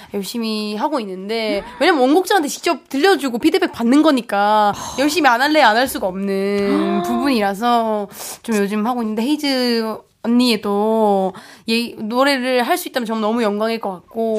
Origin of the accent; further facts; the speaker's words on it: Changwon, South Gyeongsang, South Korea; accent: Gyeongsang; 또 제가 또 마산 사람으로